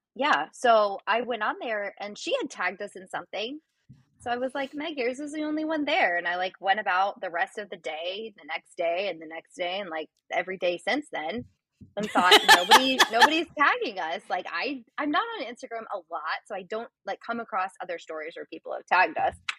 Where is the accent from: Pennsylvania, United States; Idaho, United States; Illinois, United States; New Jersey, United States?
Illinois, United States; we're both from Illinois